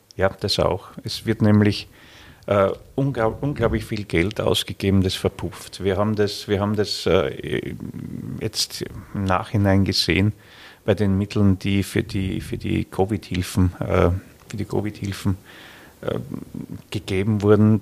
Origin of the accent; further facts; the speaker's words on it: Styria, Austria; bei uns in der Steiermark